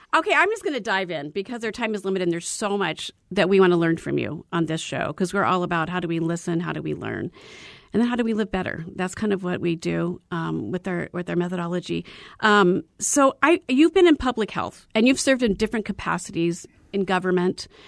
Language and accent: English; Arizona, United States; I was born and raised in Arizona